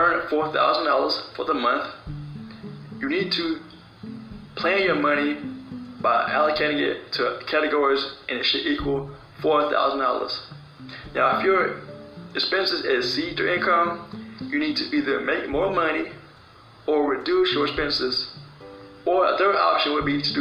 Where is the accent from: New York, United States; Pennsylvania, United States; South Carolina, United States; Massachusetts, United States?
South Carolina, United States; I am from South Carolina